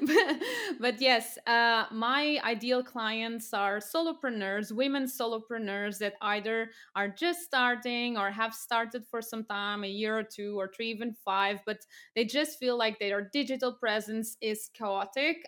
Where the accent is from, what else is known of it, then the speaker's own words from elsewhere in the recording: Portugal; moved away as an adult; also born or lived in France / United Kingdom / Cambodia; I'm from Portugal originally